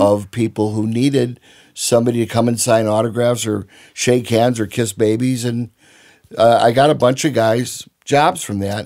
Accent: Chicago, Illinois, United States; growing up in Chicago in the sixties

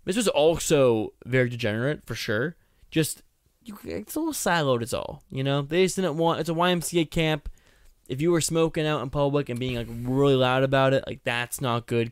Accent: Boston, Massachusetts, United States; I'm from Boston

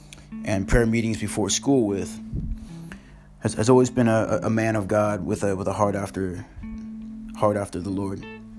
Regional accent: Washington, United States; I'm from Washington State, and in the past year and a half, I've lived in Washington, I've lived in Texas, now I've lived in England

